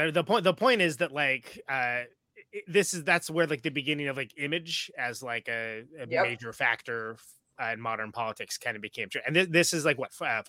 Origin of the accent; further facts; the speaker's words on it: California, United States; I'm from California, which is.